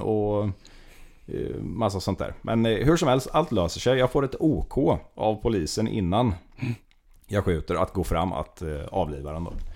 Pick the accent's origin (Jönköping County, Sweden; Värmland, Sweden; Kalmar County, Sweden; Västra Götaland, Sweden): Kalmar County, Sweden; Västervik; also born or lived in Gamleby; född och uppvuxen nordöstra Småland i Västervik